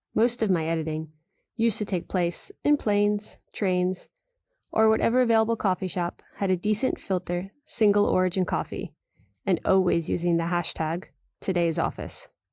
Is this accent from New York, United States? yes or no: yes; New York, United States; as a New Yorker